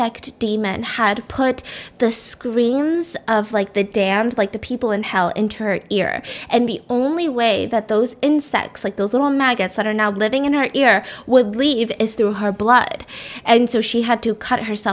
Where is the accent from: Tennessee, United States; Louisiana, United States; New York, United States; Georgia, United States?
Georgia, United States; born or raised there